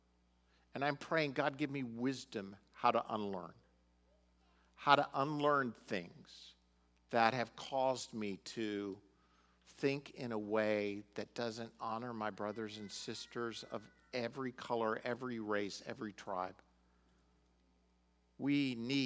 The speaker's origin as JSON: {"language": "English", "country": "United States", "said": "we're Americans"}